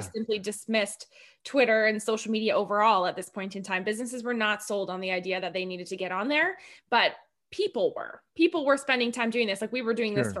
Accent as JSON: {"language": "English", "town": "Edmonton", "region": "Alberta", "country": "Canada", "tie": "born or raised there", "also_born_or_lived": "Calgary / Vancouver", "moved": "as an adult", "lives_now": "Penticton, Canada", "said": "I grew up in Edmonton and spent 10 years in Calgary and Vancouver and then here"}